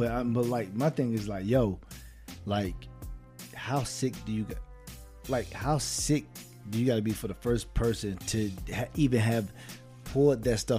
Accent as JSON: {"language": "English", "region": "Virginia", "country": "United States", "tie": "born or raised there", "said": "Virginia, man. It's my home state, man, Virginia."}